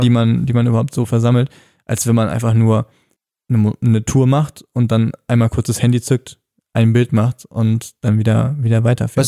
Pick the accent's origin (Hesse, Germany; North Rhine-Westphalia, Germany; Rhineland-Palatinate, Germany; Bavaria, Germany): North Rhine-Westphalia, Germany; bei uns am Niederrhein in meiner Heimat